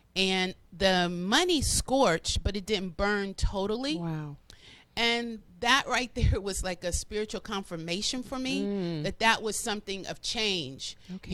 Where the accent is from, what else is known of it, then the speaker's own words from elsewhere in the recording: Florida, United States; moved away as an adult; also born or lived in Cleveland, Ohio; now in Atlanta, United States; I was raised in Florida. Okay. Majority of my life